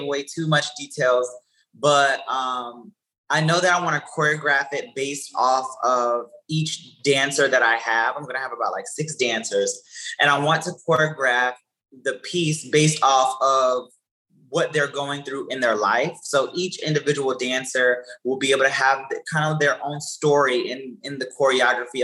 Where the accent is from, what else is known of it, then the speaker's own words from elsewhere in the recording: Columbia, South Carolina, United States; also born or lived in Orangeburg, South Carolina; now in New York, United States; I'm originally from Columbia, South Carolina